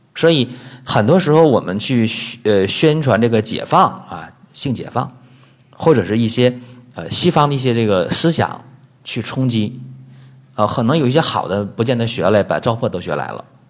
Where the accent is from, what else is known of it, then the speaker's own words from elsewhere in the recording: China; 在我们中国人的这个口口相传当中